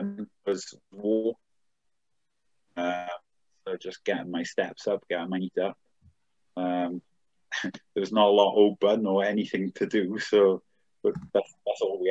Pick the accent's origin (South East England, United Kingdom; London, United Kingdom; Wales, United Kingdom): Wales, United Kingdom; Swansea; I'm from Swansea.